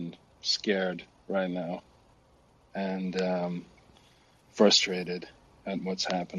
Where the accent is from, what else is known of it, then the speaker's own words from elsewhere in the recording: Sweden; I'm from Sweden.